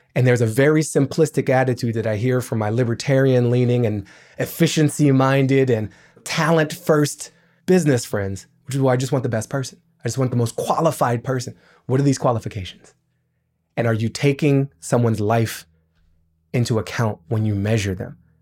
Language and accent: English; Washington, District of Columbia, United States; I grew up in Washington, D C